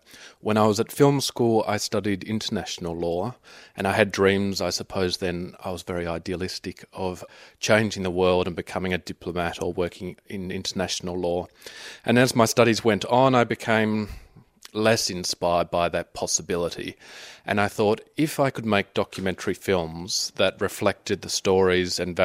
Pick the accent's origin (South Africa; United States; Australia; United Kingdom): Australia; Tasmania; now in Berlin, Germany; I grew up in the 70s in Tasmania, and 80s.